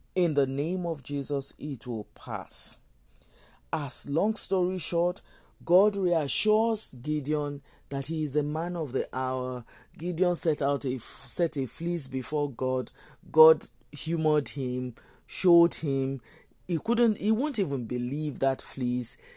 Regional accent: Nigeria; I'm a Nigerian. And if I think about my country, Nigeria

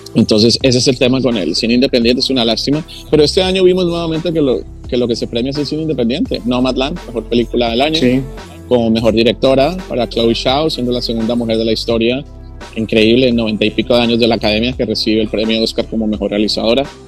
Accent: Colombia; now in Los Angeles, United States; yo soy hispano porque yo nací en Colombia y estoy acá

